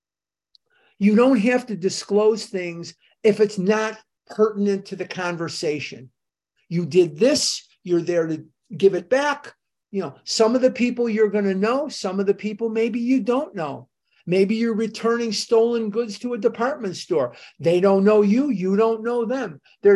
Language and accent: English; Chicago, Illinois, United States; moved away; I'm born and raised in Chicago, as you know, and I was still living there at this time